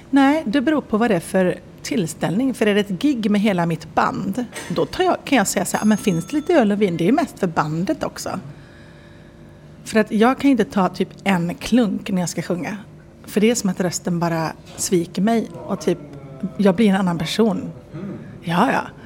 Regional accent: Viskafors, Västra Götaland, Sweden; also born or lived in Enskede, Stockholm; now in Stockholm, Sweden; jag är sådär bonnatösen från Viskafors

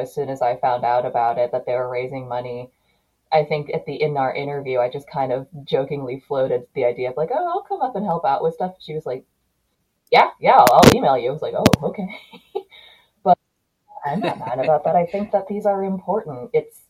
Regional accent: United States; I'm from America.

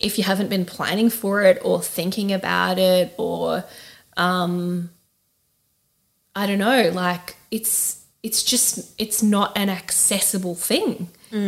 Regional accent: Australia; moved away; as an Australian

